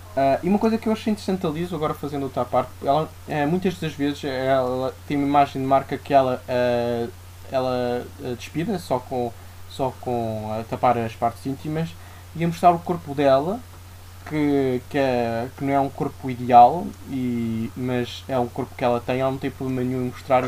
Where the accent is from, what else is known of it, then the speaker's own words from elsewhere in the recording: Santarém, Santarém District, Portugal; now in Lisbon, Portugal; à minha terra, a Santarém